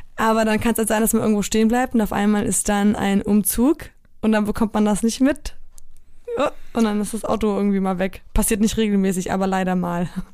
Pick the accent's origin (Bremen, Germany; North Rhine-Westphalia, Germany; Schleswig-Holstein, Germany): Schleswig-Holstein, Germany; North Frisia, near Flensburg; also born or lived in Solingen / Poland; in dem ich groß geworden bin in Nordfriesland